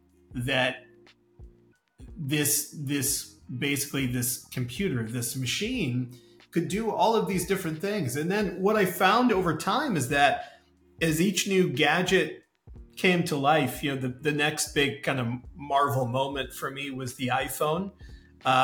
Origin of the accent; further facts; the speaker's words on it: Chicago, Illinois, United States; I grew up in Chicago, Chicago in the US